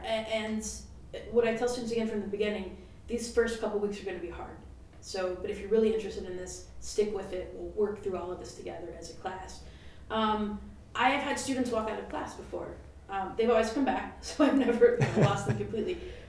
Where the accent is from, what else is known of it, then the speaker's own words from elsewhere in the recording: the South, United States; particularly as a white person, growing up in the South